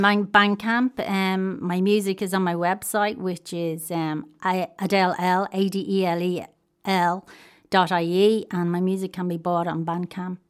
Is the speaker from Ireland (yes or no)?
yes; Dublin, Leinster, Ireland; I'm originally from Walkinstown.